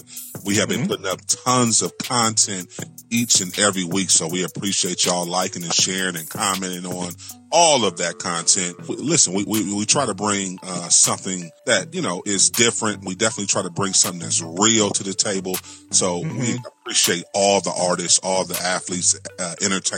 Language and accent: English; Cleveland, Ohio, United States; I'm from Cleveland, so we ain't that far away